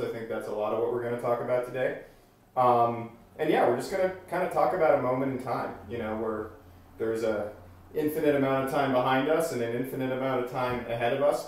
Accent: Boston, Massachusetts, United States; also born or lived in Vermont / Bay Area; now in Sausalito, United States; I've lived in the Bay Area about 2.5 years. I'm from Boston originally

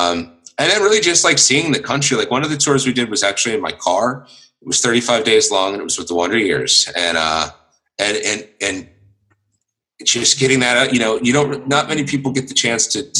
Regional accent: United States; born or raised there

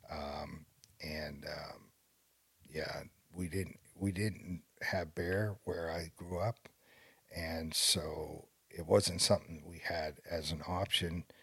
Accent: New England, United States; I'm from New England, so I say Vince Wilfork, and uh, nobody knows who that is anymore.

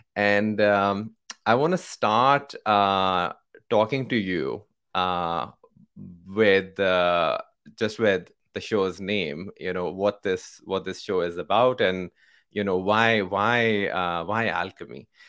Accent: Pakistan; moved away as an adult; now in San Francisco, United States; I grew up in Pakistan, right? So my, um, born and raised in Pakistan

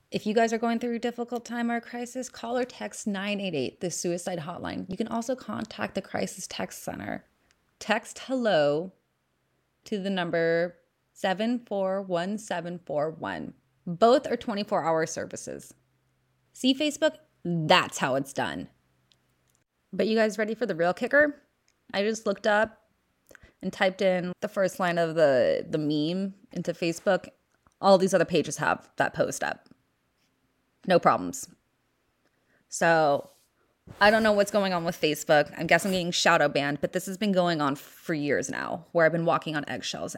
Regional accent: Los Angeles, California, United States; accent: Valley Girl; I was born and raised in the San Fernando Valley

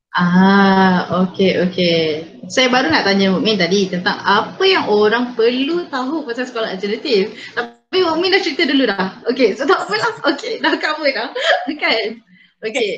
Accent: Peninsular Malaysia, Malaysia; accent: Peninsular Malay; saya cakap bahasa Melayu Semenanjung

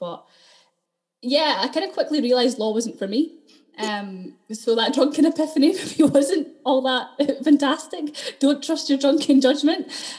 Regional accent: Dundee, Scotland, United Kingdom; accent: Dundonian; Yeah, well, I lived in Dundee, so I grew up completely in Dundee. I don't know if you can hear it in the accent, it's kind of going, but I'm still quite Dundonian.

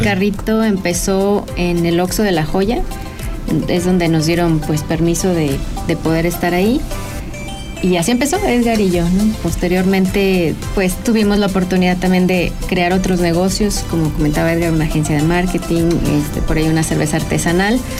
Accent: San Luis Potosí, Mexico; San Luis Potosí, que es donde, de donde yo soy originaria

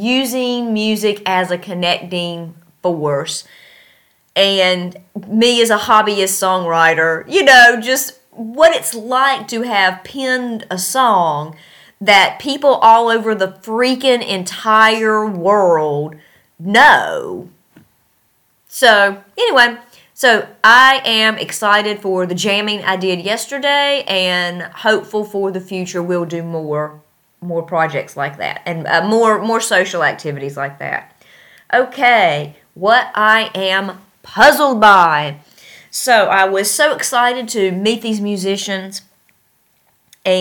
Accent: North Carolina, United States; moved away as an adult; now in Tashkent, Uzbekistan; I'm from North Carolina

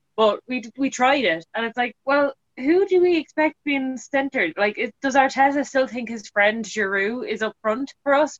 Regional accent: Ireland; as an Irish person

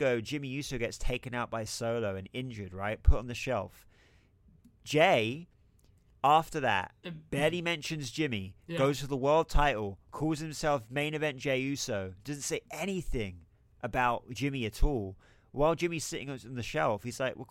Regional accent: England, United Kingdom; I'm English

